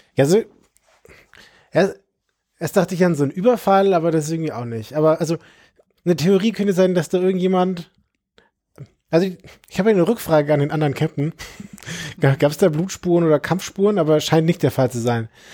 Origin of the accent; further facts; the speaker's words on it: Nuremberg, Bavaria, Germany; ich komme aus Nürnberg